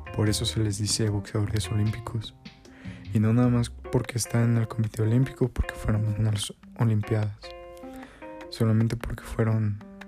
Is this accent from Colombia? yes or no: no; State of Mexico, Mexico; yo soy del Estado de México